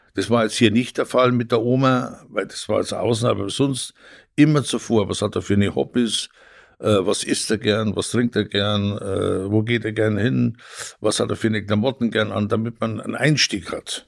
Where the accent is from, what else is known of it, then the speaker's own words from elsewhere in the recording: Tegernsee, Bavaria, Germany; moved away as an adult; also born or lived in Italy; now in Northern Germany, Germany; Ich komme aus dem schönen Tegernsee. Ich Bin auch da groß geworden